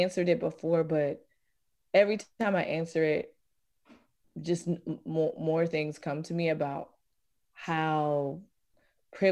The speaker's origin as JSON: {"language": "English", "region": "Virginia", "country": "United States", "said": "I'm from Virginia"}